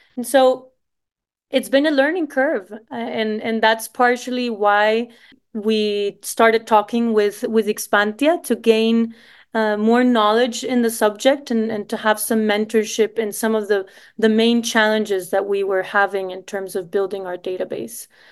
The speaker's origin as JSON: {"language": "English", "country": "Costa Rica", "also_born_or_lived": "Savannah, United States / Boston, United States", "moved": "as an adult", "said": "I'm Costa Rican."}